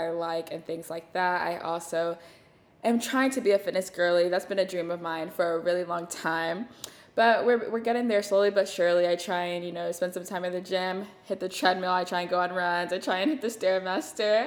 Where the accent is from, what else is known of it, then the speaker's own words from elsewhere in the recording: Dallas, Texas, United States; also born or lived in New Jersey; now in Austin, United States; So I grew up in Dallas